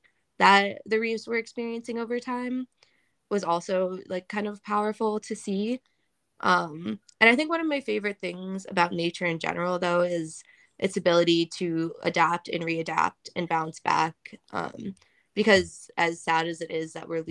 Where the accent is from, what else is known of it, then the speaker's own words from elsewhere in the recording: Ohio, United States; I grew up in Ohio